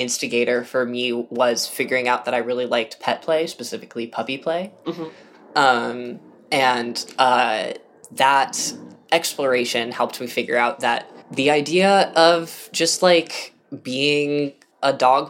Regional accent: the Bay Area, California, United States; growing up in the Bay

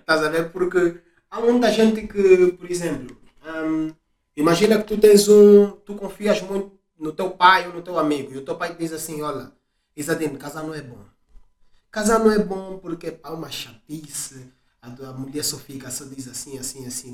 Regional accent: Angola; now in Portugal; podemos estar em Portugal, mas nós somos angolanos

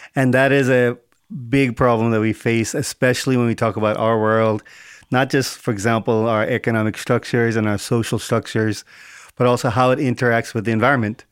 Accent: South India, India; moved away; also born or lived in Bombay; I'm South Indian, um, all family spoke Telugu

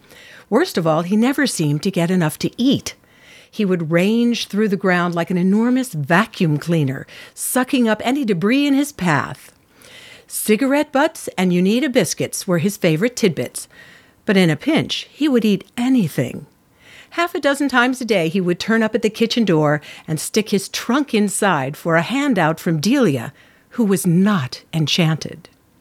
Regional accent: Hastings-on-Hudson, New York, United States; now in California, United States; I say, "No, I was born in New York, and I lived in Hastings on the Hudson, and that is my home." I think where you are born is basically your home.

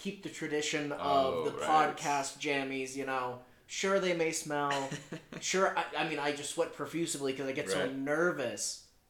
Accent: United States; which you love to see as an American.

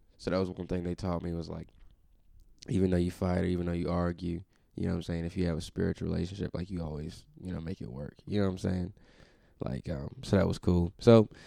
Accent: Pinehurst, North Carolina, United States; I'm from North Carolina, Pinehurst, North Carolina, small city. Known for golf, born and raised.

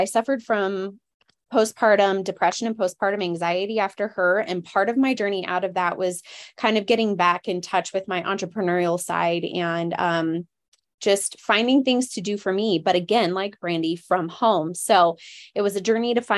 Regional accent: Colorado, United States; also born or lived in Alaska; I was born in Alaska and I lived there until I was 8, and I have since been living in Colorado.

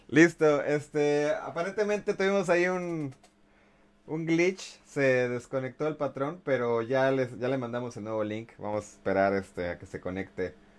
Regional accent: Mexico; todos como mexicanos

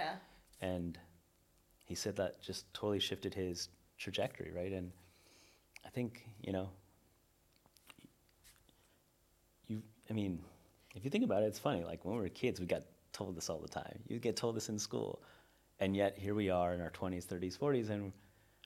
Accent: Northern California, United States; I'm from Northern California

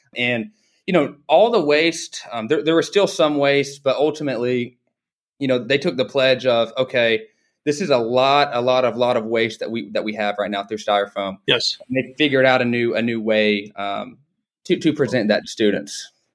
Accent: Dalton, Georgia, United States; I grew up in Dalton, Georgia

